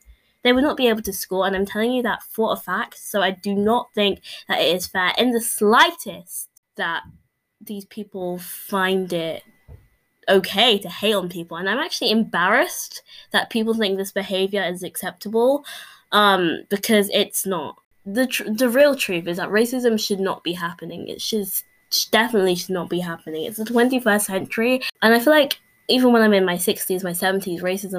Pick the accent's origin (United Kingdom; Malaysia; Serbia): United Kingdom; England; I myself am English. You can probably tell from my accent